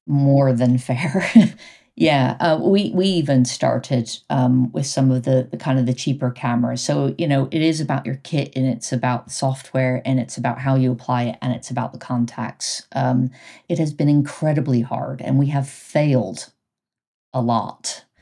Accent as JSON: {"language": "English", "country": "United States", "moved": "as an adult", "lives_now": "United Kingdom", "said": "I'm American"}